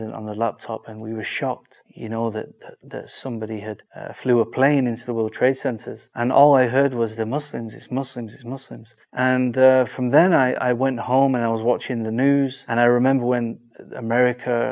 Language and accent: English; Manchester, North West England, United Kingdom; I'm from Manchester, the famous city.